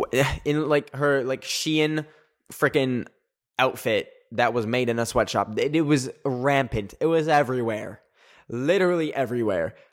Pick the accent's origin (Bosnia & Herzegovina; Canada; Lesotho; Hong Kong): Canada; I'm Canadian.